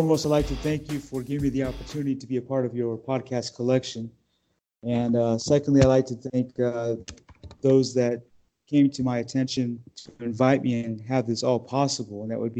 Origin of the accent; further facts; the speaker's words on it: Los Angeles, California, United States; I was born in Los Angeles